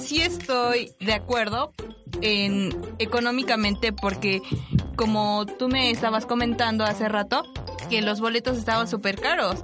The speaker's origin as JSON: {"language": "Spanish", "country": "Mexico", "said": "nuestra fe como mexicanos"}